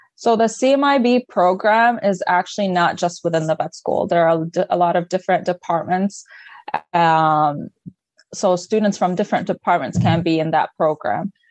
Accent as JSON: {"language": "English", "country": "Lebanon", "second_language": "English", "moved": "as an adult", "lives_now": "Michigan, United States", "said": "I'm originally from Lebanon. Um, I moved here back in 2015 for my undergrad"}